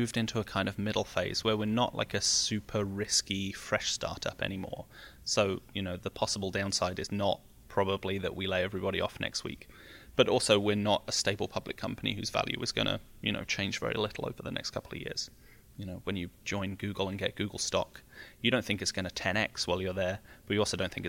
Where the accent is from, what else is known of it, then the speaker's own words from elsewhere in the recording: United Kingdom; now in United States; Yeah, I think so, because I'm very naturally, you know, like very pessimistic and sarcastic. And Californians are not pessimistic and sarcastic.